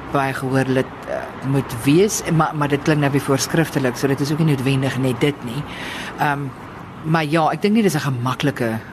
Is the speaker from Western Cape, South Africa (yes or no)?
yes; Stellenbosch, Western Cape, South Africa; ek het op Stellenbosch groot geword